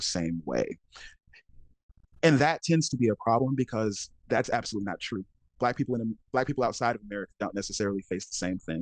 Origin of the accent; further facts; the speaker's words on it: Alabama, United States; I'm from Alabama and my parents worked in the fields for most of my life.